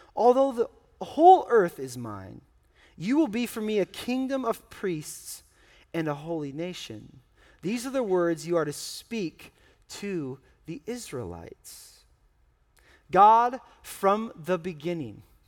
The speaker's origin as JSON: {"language": "English", "country": "United States", "said": "I'm an American"}